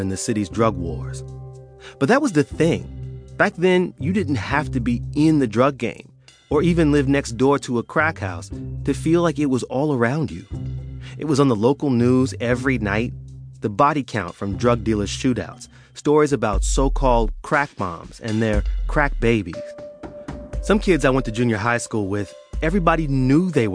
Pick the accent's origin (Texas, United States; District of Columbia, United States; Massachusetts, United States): District of Columbia, United States; D.C. area; I grew up in the D.C. area